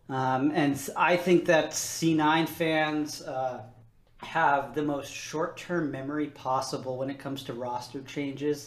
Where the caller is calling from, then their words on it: Boston, Massachusetts, United States; Calling from Boston, Massachusetts.